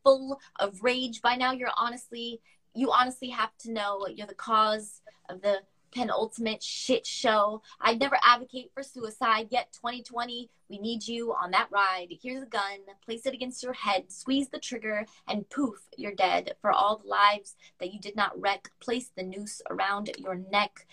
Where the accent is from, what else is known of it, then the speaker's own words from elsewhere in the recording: United States; I'm American